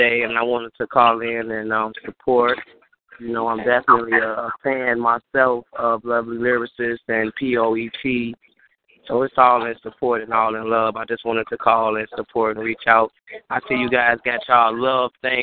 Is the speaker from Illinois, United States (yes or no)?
yes; Chicago, Illinois, United States; I am from Chicago, Chi-Town bound